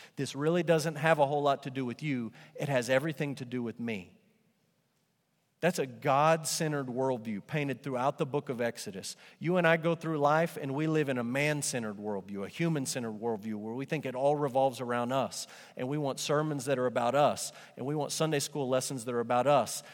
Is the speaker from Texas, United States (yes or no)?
yes; Amarillo, Texas, United States; growing up in Amarillo, every now and then Amarillo would have pretty decent bands come through.